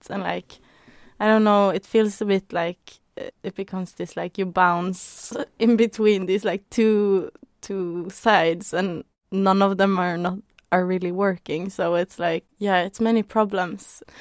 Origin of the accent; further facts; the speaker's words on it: Norway; I grew up in Norway